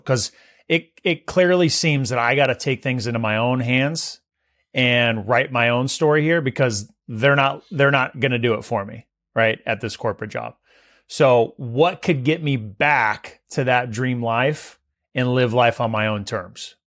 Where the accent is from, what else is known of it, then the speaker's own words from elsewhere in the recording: Visalia, California, United States; Visalia, my hometown where I grew up